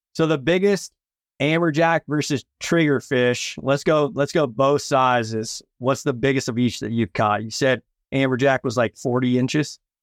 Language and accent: English; West Coast, United States; I'm from the West Coast